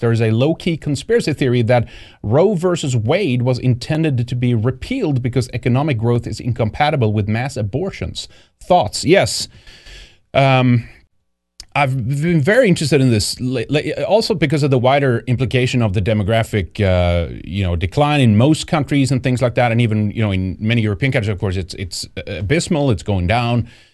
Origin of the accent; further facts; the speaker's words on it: Sweden; moved away; Growing up in Sweden